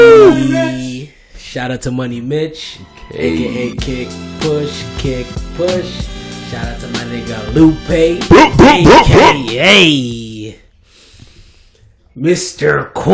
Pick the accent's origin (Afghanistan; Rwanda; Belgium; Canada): Canada; I'm Canadian.